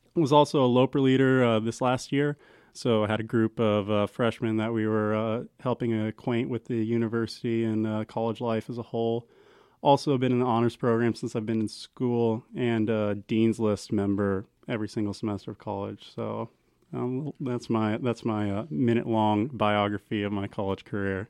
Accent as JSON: {"language": "English", "town": "Central City", "region": "Nebraska", "country": "United States", "lives_now": "Kearney, United States", "said": "I'm originally from Central City, so a pretty small town, town of about three thousand"}